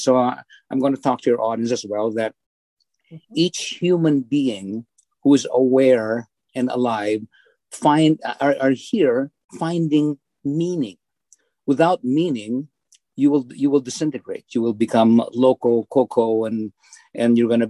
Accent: Philippines; moved away as an adult; now in Bourbonnais, United States; as I was growing up in the Philippines

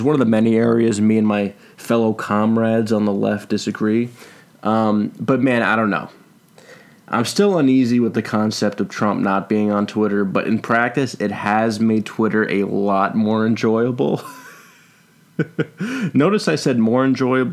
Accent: New York, United States; New York pride here for my home state

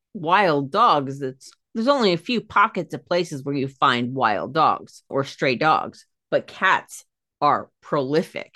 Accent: United States; I'm American.

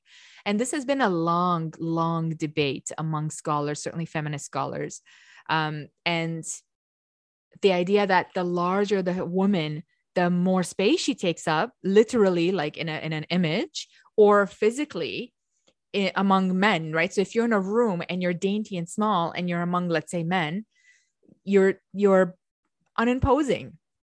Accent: Romania; growing up in Romania, the way we read is the way it's written.

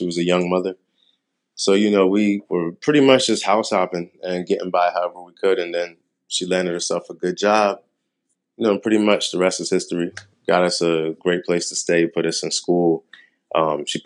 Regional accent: Camden, New Jersey, United States; I'm from Camden, New Jersey

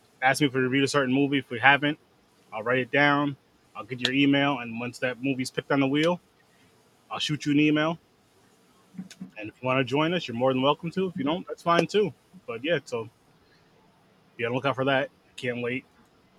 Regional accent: Schenectady, New York, United States; Schenectady, New York. Another fun, fun con, finally, in my hometown

